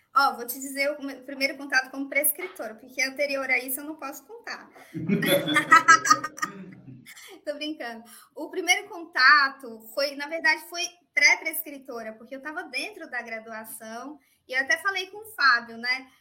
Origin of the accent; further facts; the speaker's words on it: interior of Minas Gerais, Brazil; Eu também sou do interior de Minas